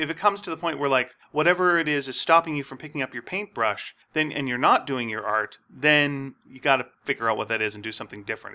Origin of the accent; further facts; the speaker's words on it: Montreal, Quebec, Canada; I was growing up in Montreal